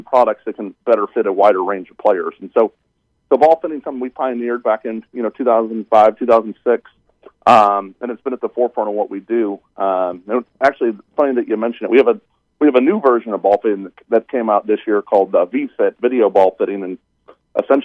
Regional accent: St. Louis, Missouri, United States; now in Covington, Georgia, United States; I'm originally from St. Louis

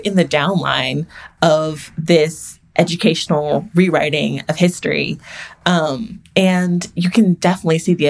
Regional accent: Texas, United States; I'm from Texas, and Texas is the lost cause capital of America

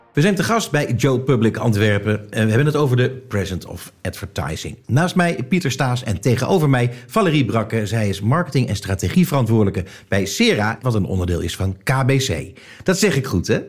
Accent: Netherlands; als Nederlander

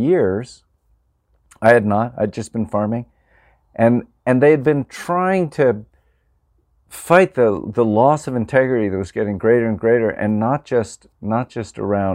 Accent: Pennsylvania, United States; moved away; also born or lived in Vermont; I grew up farming in Pennsylvania, but I became an organic farmer in Vermont.

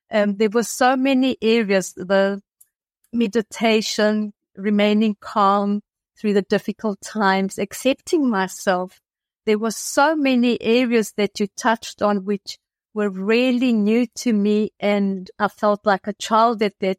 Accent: South Africa; moved away; also born or lived in Athens, Greece; I'm originally from South Africa. And we had immigrated to Athens, and I lived there with my family for approximately 30 years.

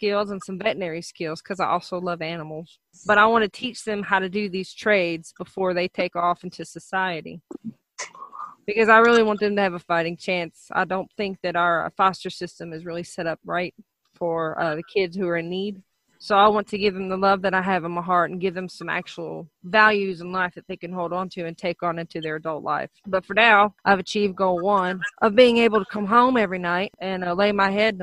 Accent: Athens, Alabama, United States; moved away as an adult; also born or lived in Huntsville, Alabama / East Tennessee; now in Ohio, United States; I grew up in a town called Athens, Alabama. I was born in Huntsville, and I was raised between the counties of Madison and Limestone

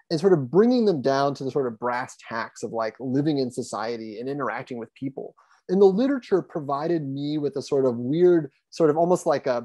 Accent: Columbus, Ohio, United States; also born or lived in Lima, Ohio; I grew up in Columbus

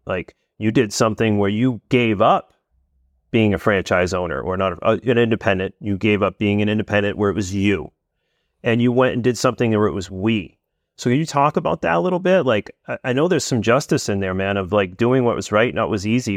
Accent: New England, United States; I'm from New England

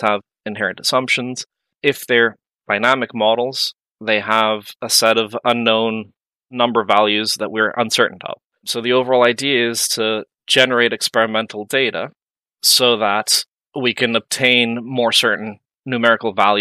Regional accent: Mexico; moved away as an adult; also born or lived in Santa Barbara, California, United States / London, United Kingdom; now in Dublin, Ireland; I am from Mexico

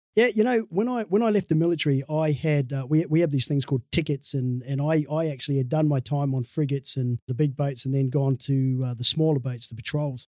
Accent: Dunedin, Otago, New Zealand; I, grew up in a place called Dunedin down south

